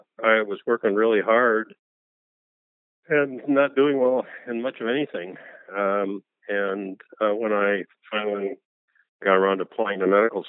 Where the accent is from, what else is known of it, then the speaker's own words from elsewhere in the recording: Watertown, New York, United States; I grew up in Watertown, New York, which is frequently described as being 350 miles north of the main channel of thought